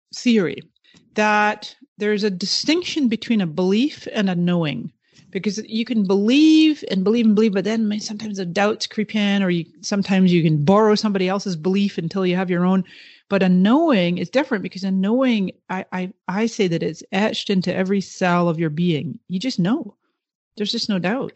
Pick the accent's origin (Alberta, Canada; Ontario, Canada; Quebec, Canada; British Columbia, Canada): British Columbia, Canada; the Kootenays; born or raised there; moved away; also born or lived in Toronto, Canada / Scotland